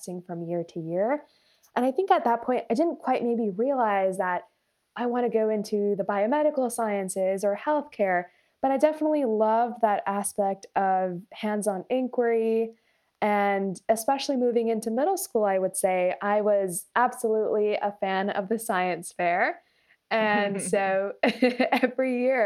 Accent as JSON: {"language": "English", "town": "Folsom", "region": "California", "country": "United States", "tie": "born or raised there", "also_born_or_lived": "Alameda County, California", "said": "I grew up in Folsom, California, near Sacramento"}